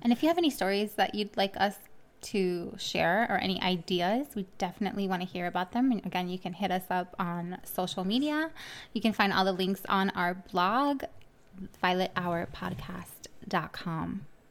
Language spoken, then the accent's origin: English; Miami, Florida, United States; moved away; I'm from originally from Miami, Florida.